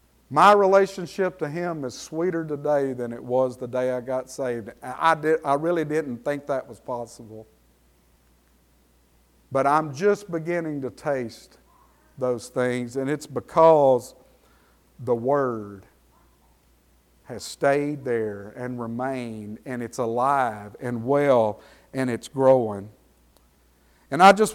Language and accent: English; Franklin Parish, Louisiana, United States; I grew up in the South, in the deep South, down there in Franklin Parish